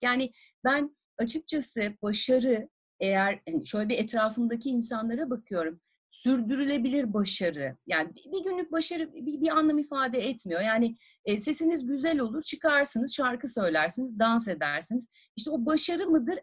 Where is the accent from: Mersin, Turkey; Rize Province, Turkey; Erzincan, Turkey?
Mersin, Turkey; Tarsus; also born or lived in Adana; Tarsus'ta doğdum büyüdüm